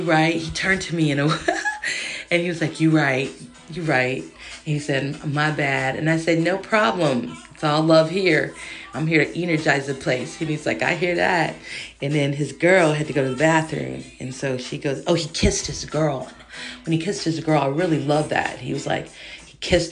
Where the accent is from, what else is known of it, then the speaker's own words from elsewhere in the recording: Los Angeles, California, United States; I'm from South Central